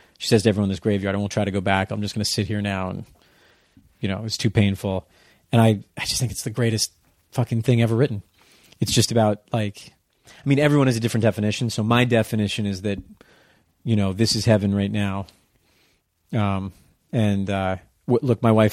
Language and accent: English; Darien, Connecticut, United States; I grew up in Darien, Connecticut